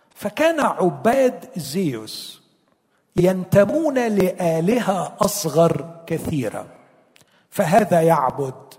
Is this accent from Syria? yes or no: no; Egypt; عندنا في مصر